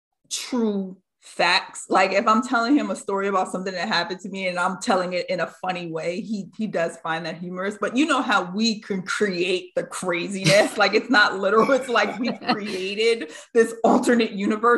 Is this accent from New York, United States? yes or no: yes; New York, United States; with my family, I grew up in New York